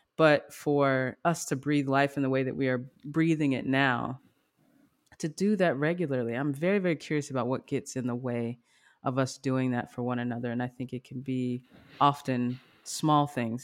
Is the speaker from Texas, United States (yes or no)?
yes; Grand Prairie, Texas, United States; We're from Grand Prairie, Texas